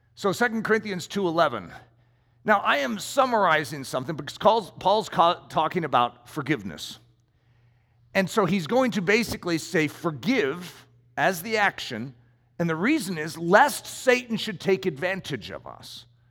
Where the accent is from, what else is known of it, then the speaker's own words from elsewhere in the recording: United States; as an American